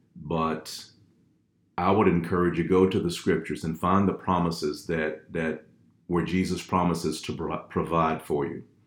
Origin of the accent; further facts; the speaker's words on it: Fort Worth, Texas, United States; moved away; originally from Fort Worth, Texas, born, bred, and fed